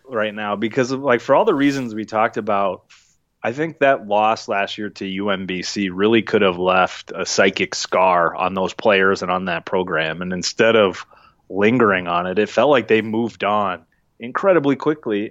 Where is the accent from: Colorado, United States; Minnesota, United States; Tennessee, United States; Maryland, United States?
Minnesota, United States; Minneapolis; also born or lived in Wisconsin; growing up in Minneapolis